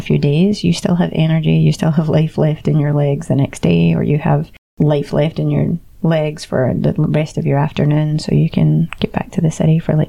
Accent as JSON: {"language": "English", "region": "Scotland", "country": "United Kingdom", "first_language": "English", "moved": "yes", "lives_now": "Barcelona, Spain", "said": "I'm Scottish enough"}